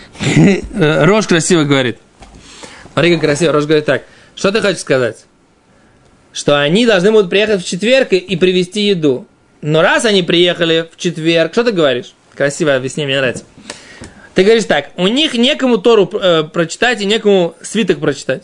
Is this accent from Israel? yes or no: yes; Israel; Russian is a second language; мы действительно отсюда приехали